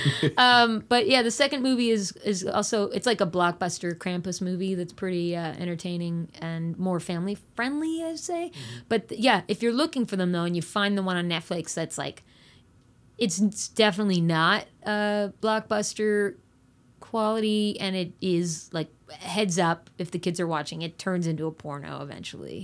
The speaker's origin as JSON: {"language": "English", "region": "New Brunswick", "country": "Canada", "tie": "born or raised there", "said": "I grew up in New Brunswick"}